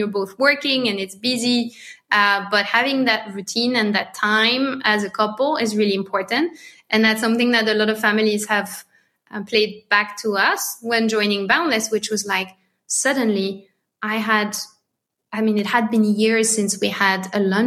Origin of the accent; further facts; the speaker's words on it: France; accent: French; English is a second language; my French accent